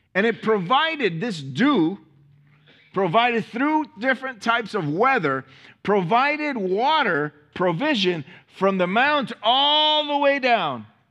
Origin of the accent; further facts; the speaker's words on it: Miami, Florida, United States; I'm from Miami